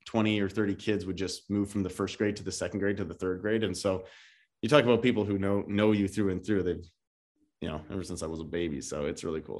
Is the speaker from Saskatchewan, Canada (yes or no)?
yes; Paradise Hill, Saskatchewan, Canada; moved away as an adult; now in Los Angeles, United States; my hometown has, um, five hundred people in it